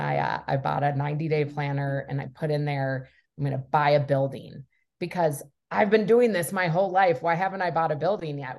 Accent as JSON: {"language": "English", "town": "Minneapolis", "region": "Minnesota", "country": "United States", "tie": "born or raised there", "said": "born and raised in Minneapolis, in the suburbs of Minneapolis"}